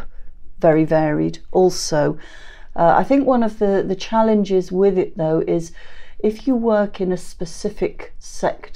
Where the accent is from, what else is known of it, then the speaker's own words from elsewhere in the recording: England, United Kingdom; moved away as an adult; now in Scotland, United Kingdom; I've never, not to my face anyway, ever had an issue with being English